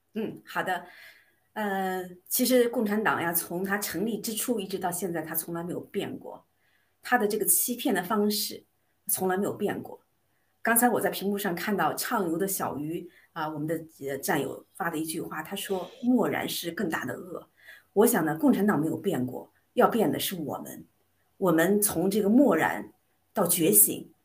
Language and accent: Chinese; China; 我们中国人